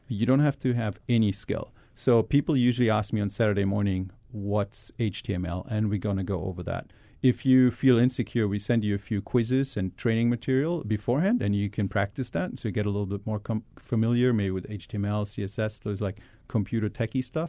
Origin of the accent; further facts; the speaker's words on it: Germany; also born or lived in Hawaii; now in Boston, United States; really originally I'm from Germany